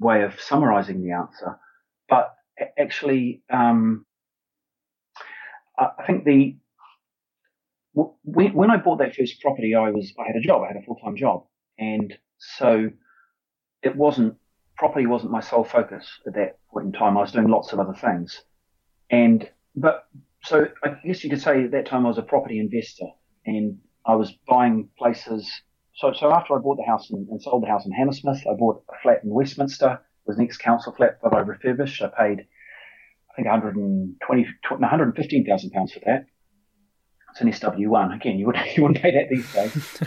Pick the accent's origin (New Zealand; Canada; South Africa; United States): New Zealand; moved away as an adult; now in United Kingdom; I grew up in New Zealand, so I feel very much like my roots are in New Zealand